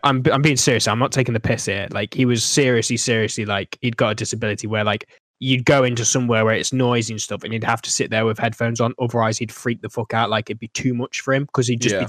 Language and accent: English; East Midlands, United Kingdom; accent: not southern; I say bath, not bath. I ain't southern.